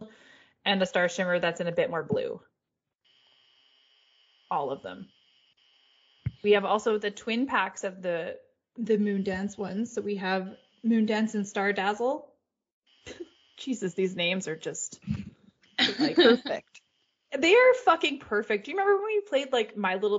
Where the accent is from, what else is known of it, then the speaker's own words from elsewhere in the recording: Canada; As a Canadian